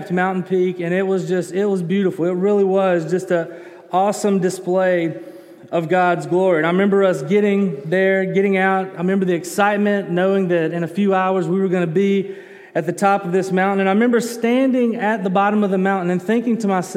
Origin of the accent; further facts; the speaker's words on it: Birmingham, Alabama, United States; also born or lived in Colorado; I'm from Birmingham. I grew up in Alabama, was born in Alabama, but for a couple of years I lived in Colorado